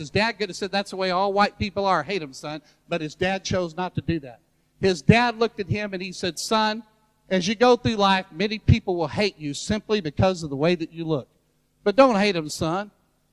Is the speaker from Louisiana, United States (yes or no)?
yes; Louisiana, United States; also born or lived in Baton Rouge, Louisiana; I enjoy being a Southerner from Louisiana, where I live in Baton Rouge